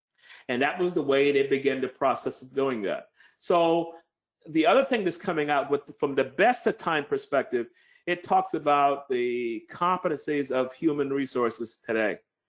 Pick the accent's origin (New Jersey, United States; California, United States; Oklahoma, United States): Oklahoma, United States; But maybe I could move back to my hometown in Oklahoma in the middle of the US and work from there